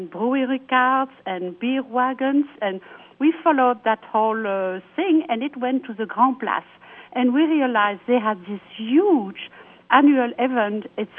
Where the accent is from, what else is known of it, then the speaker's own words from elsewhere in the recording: Wallonia, Belgium; English is a second language; also born or lived in Brussels; Yes, I'm from Belgium. I'm a Walloon. I'm from the south of Belgium, but I lived in Brussels many, many years.